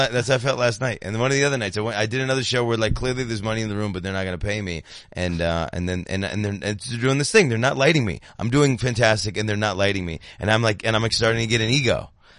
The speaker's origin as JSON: {"language": "English", "country": "Kenya", "tie": "born there", "said": "Yes, I was born in Kenya. Me and Obama are born in Kenya."}